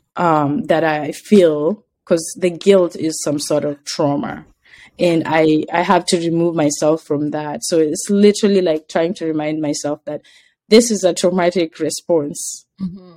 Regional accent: Kenya; moved away; I said, Kenya

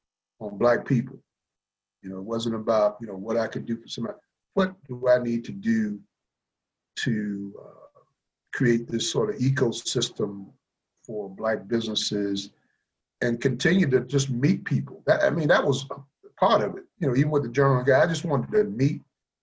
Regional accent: Columbia, South Carolina, United States; also born or lived in Virginia; as a person growing up in Columbia, South Carolina

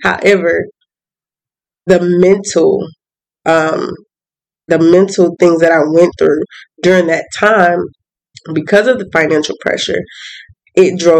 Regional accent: Atlanta, Georgia, United States; moved away as an adult; also born or lived in Birmingham; I'm from Atlanta

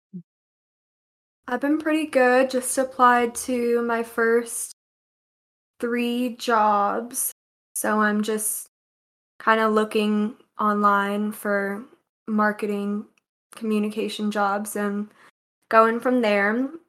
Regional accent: Texas, United States; now in Arkansas, United States; I'm originally from Texas

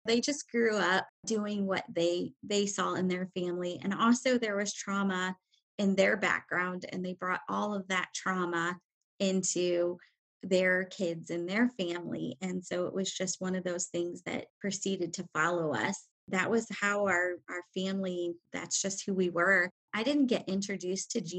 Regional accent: Indiana, United States; I am from Indiana

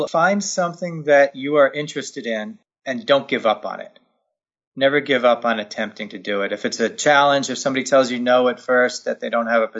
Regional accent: Northeast, United States; And growing up in the Northeast, I lived about an hour away from Lime Rock Park.

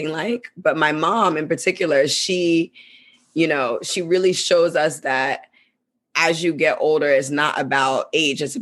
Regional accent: Ghana; also born or lived in United States; we're from Ghana. And I'm based in Ghana, but I come to US quite a bit. And we grew up, we have dual citizenship, so we're back and forth

